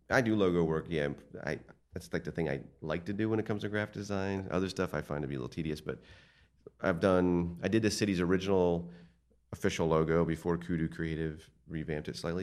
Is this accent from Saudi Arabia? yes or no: no; Martins Creek, Pennsylvania, United States; also born or lived in Passaic, New Jersey; I grew up in Martin's Creek